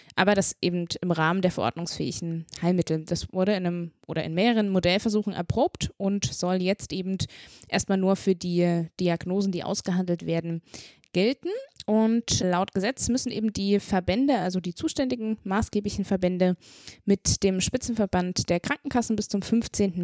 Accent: Saxony, Germany; moved away; ich komme ja aus Sachsen ursprünglich

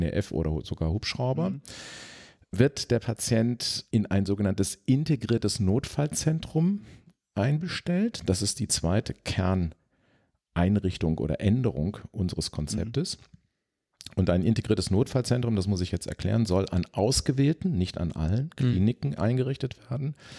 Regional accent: Sauerland, North Rhine-Westphalia, Germany; ins Sauerland, wo ich aufgewachsen bin

